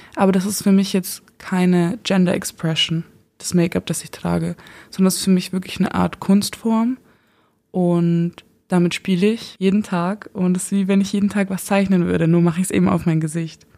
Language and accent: German; Eichstätt, Bavaria, Germany; moved away as an adult; now in Regensburg, Germany; Ursprünglich komme ich aus Eichstätt